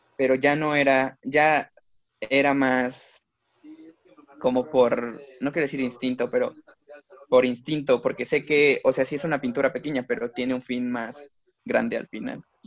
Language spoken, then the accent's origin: Spanish; Mexico